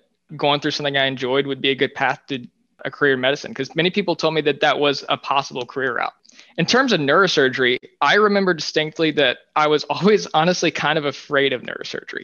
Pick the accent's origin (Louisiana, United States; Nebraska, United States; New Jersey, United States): Louisiana, United States; moved away as an adult; now in New York City, United States; I spent my first semester in Louisiana in my hometown